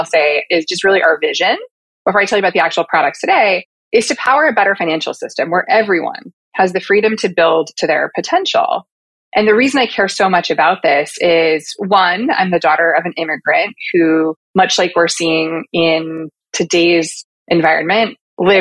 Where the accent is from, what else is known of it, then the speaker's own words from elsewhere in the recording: Portland, Oregon, United States; moved away as an adult; also born or lived in Los Angeles, California / suburbs of New York City; now in New York, United States; I am born and raised in Portland, Oregon